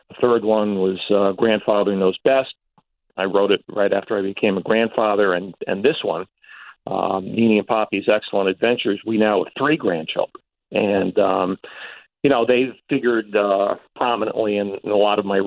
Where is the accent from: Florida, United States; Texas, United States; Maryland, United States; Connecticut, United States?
Connecticut, United States; Stamford; I got a job at the Stanford Advocate, my hometown paper